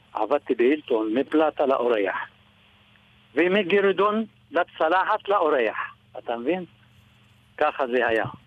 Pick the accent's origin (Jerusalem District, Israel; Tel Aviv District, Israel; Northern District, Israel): Northern District, Israel; Fassuta; אני מפסוטה, מהגליל